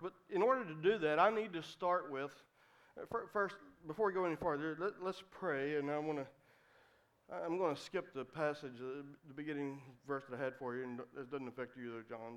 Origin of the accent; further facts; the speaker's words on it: West Virginia, United States; moved away as an adult; also born or lived in Cincinnati, Ohio; I came from West Virginia, a little country road, five miles outside of a little small town